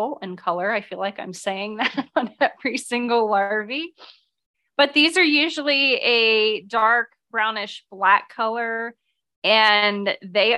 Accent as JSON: {"language": "English", "region": "Ohio", "country": "United States", "said": "I'm from Ohio"}